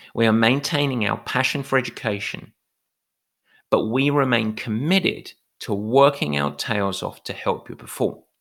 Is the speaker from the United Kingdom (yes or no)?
yes; England, United Kingdom; I'm English.